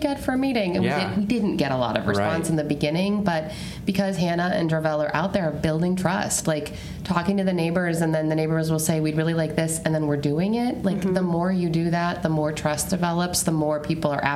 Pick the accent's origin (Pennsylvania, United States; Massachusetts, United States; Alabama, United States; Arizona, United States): Pennsylvania, United States; Erie; I grew up on the Lower East Side